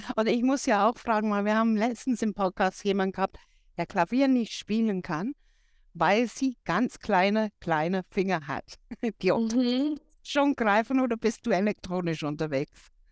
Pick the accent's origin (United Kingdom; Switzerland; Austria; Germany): United Kingdom; England; German is a second language; moved away; als Engländerin